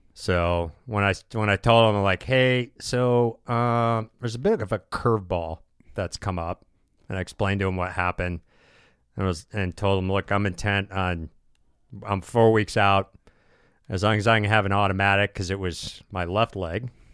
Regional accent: United States; I'm from America

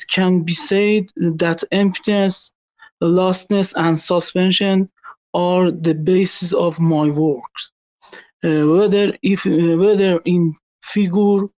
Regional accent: Iran; English is a second language; from Iran

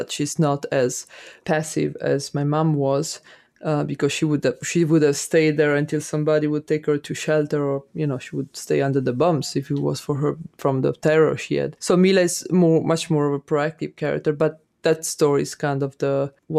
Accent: Italy; I grew up in Italy, and my mom and my grandmother always talked about the times when war was there

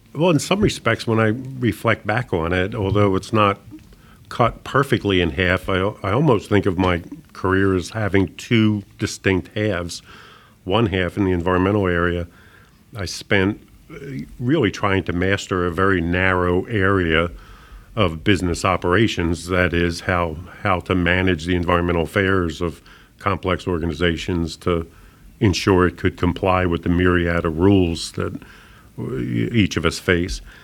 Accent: Philadelphia, Pennsylvania, United States; moved away as an adult; also born or lived in Tulsa, Oklahoma; I was someone that was born and raised in Philadelphia, relocating to Tulsa, Oklahoma

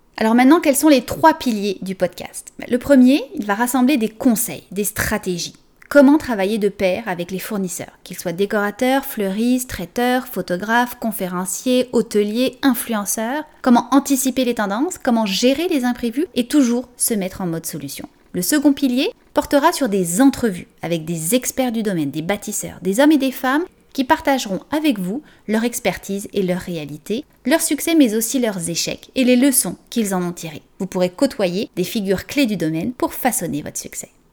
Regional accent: France; accent: French; moved away as an adult; now in Canada; française d'origine, vous l'entendez sûrement dans mon accent, et je suis arrivée il y a 17 ans environ au Canada

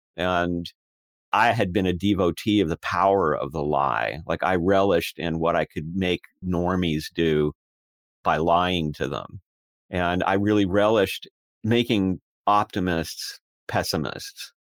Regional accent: United States; I spoke with an accent, even though I was born in America, when I was a child.

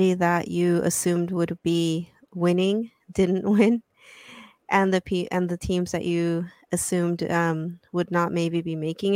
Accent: Orange County, California, United States; my hometown

